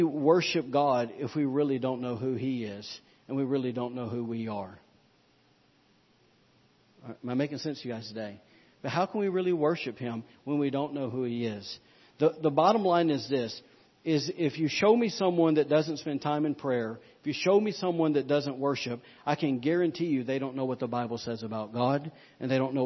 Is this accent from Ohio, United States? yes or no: no; Alabama, United States; I'm from Alabama, y'all. We don't have moose